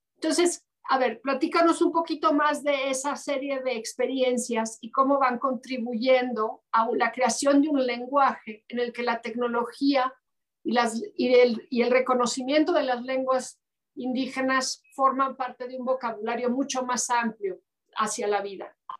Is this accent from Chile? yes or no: no; Los Altos de Jalisco, Mexico; moved away as an adult; soy una mexicana eh, distinta de los altos de Jalisco